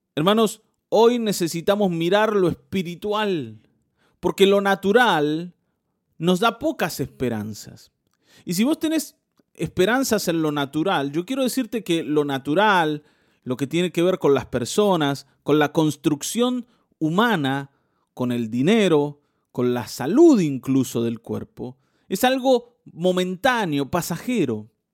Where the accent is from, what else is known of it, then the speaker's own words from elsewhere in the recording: Mar del Plata, Buenos Aires Province, Argentina; yo nací en Mar del Plata